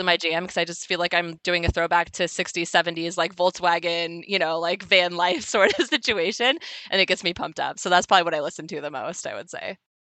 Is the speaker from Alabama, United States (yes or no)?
no; California, United States; I'm from California